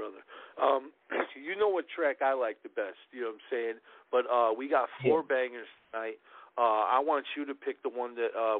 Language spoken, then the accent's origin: English; Chicago, Illinois, United States; I grew up in Chicago, man. It was pretty rough.